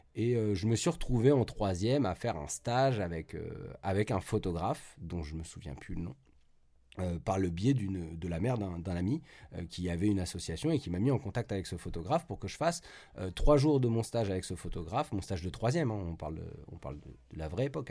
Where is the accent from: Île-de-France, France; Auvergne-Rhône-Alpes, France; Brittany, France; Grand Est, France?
Île-de-France, France; Paris; now in Saint-Nazaire, France; je suis originaire de Paris mais j'habite maintenant à Saint-Nazaire